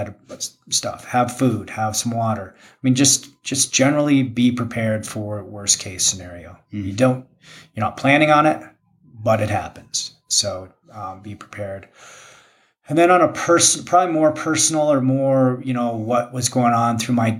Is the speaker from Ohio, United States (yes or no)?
no; Jackson, Wyoming, United States; also born or lived in Park City, Utah; growing up in Jackson, being born in Jackson